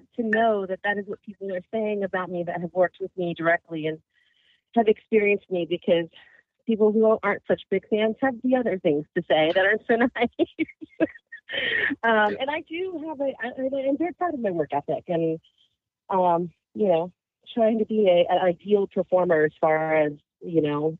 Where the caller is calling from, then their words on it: Las Vegas, Nevada, United States; Las Vegas.